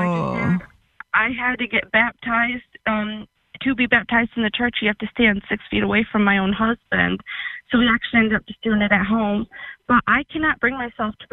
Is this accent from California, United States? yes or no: no; New York, United States; I'm from New York, so obviously we're one of the strictest states